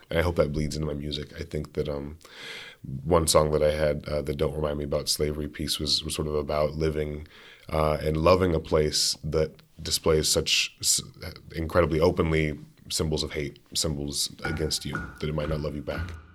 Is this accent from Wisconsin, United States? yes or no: no; Berea, Kentucky, United States; moved away as an adult; now in Grinnell, United States; growing up in Berea is a really interesting, uh, really unique experience.